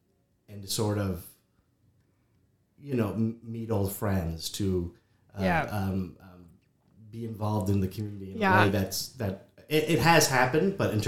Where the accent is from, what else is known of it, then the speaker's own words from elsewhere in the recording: St. Margaret's Village, Nova Scotia, Canada; moved away as an adult; also born or lived in Ontario; now in Catalone, Canada; So I'm from St. Margaret's Village